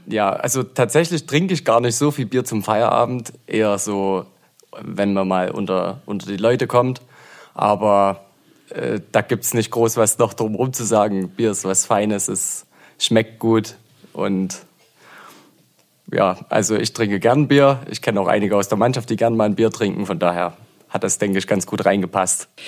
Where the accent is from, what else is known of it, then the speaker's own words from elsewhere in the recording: Zwickau, Saxony, Germany; moved away as an adult; also born or lived in Leipzig; now in Aue, Germany; Bin ursprünglich aus Zwickau, dort auch geboren.